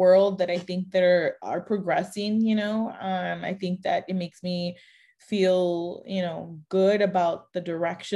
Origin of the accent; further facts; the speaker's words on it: Mexico; moved away; I was born in Mexico. I am Mexican 100%